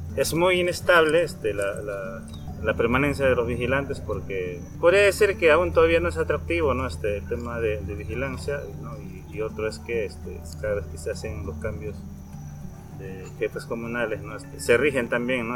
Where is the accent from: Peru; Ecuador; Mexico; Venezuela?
Peru; soy de Perú, trabajo en Camaracairi